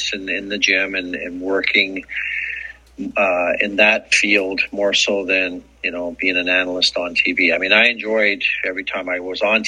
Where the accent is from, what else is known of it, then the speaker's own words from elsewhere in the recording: Edmonton, Alberta, Canada; growing up in Edmonton